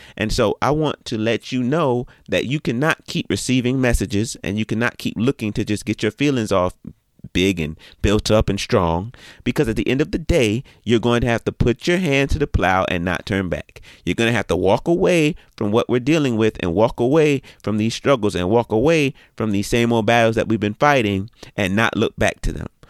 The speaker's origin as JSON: {"language": "English", "town": "Orangeburg", "region": "South Carolina", "country": "United States", "tie": "born or raised there", "said": "I was born in Orangeburg, South Carolina"}